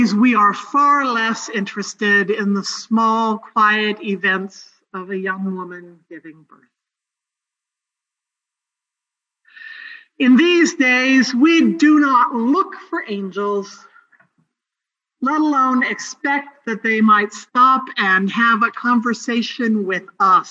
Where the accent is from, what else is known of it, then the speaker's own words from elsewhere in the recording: Northern California, United States; moved away; My hometown in Northern California